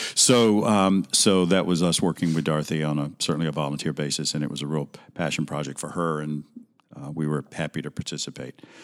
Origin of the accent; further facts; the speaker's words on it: Alabama, United States; moved away as an adult; also born or lived in Mississippi; I'm originally from Alabama